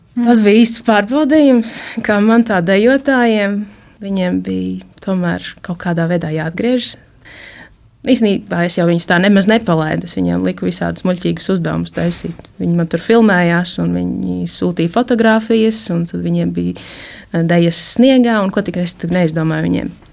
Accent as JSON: {"language": "Latvian", "town": "Rēzekne", "region": "Latgale", "country": "Latvia", "tie": "born or raised there", "said": "Es esmu no Reizeknas, esmu dzimusi augusi Reizeknē"}